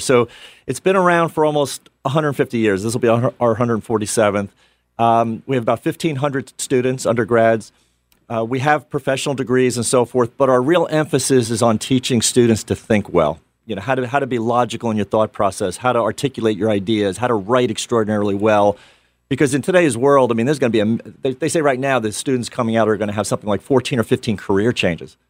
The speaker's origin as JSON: {"language": "English", "town": "New York City", "region": "New York", "country": "United States", "also_born_or_lived": "Pennsylvania", "moved": "yes", "said": "I'm from Bronx, New York."}